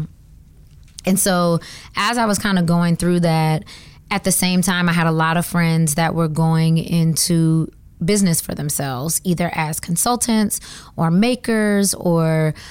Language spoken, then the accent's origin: English; Georgia, United States; moved away as an adult; also born or lived in Atlanta, Georgia; now in Washington, DC, United States; I am from Georgia